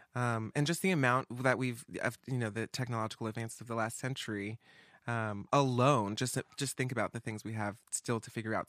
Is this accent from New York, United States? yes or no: no; Atlanta, Georgia, United States; moved away; I'm from the East Coast. I'm from Atlanta, uh, down south